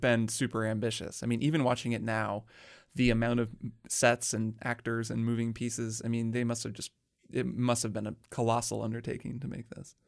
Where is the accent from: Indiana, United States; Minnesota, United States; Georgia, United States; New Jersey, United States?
Indiana, United States; I'm also from Indiana